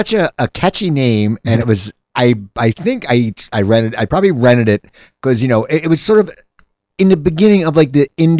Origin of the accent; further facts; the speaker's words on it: near Philadelphia, Pennsylvania, United States; I grew up near Philadelphia.